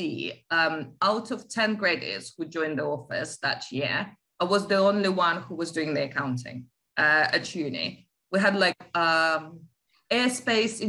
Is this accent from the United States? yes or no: no; Latvia; moved away as an adult; now in United Kingdom; I grew up in Latvia, I was the post-USSR kid.